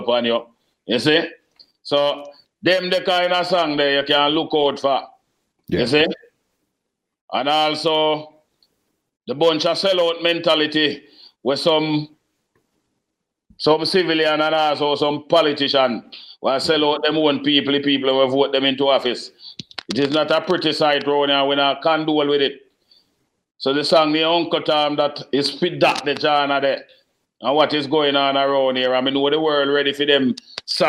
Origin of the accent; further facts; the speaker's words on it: Manchester Parish, Jamaica; from Galchester, Manchester.